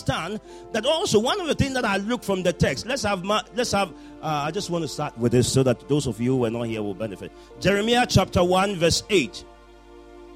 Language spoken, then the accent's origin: English; Ghana; I was born in Ghana